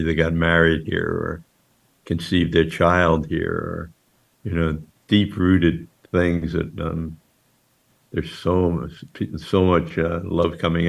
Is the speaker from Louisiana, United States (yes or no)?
no; Long Island, New York, United States; also born or lived in Jackson Heights, Queens, New York; now in Maui, United States; Raised in Long Island. I was born in Jackson Heights, which is an apartment building community, maybe 25-minute drive, 20-minute drive.